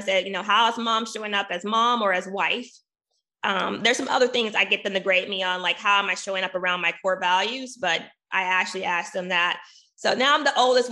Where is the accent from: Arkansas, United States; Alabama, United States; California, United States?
Arkansas, United States; my home state. I'm from Arkansas.